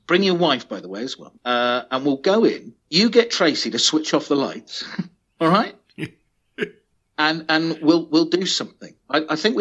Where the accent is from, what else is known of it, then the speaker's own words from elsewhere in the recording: England, United Kingdom; being English